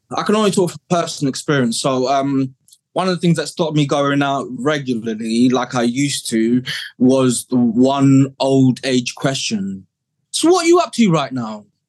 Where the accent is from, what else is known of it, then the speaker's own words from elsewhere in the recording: Kent, South East England, United Kingdom; moved away as an adult; also born or lived in South London; now in Somerset, United Kingdom; growing up in Kent um, back in the 80s, growing up in care 90s